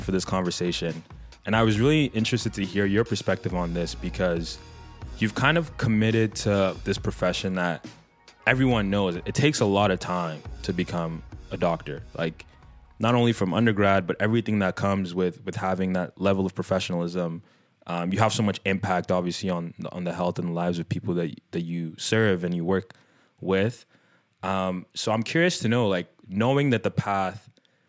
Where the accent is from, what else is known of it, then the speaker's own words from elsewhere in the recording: Nigeria; I'm a Nigerian middle child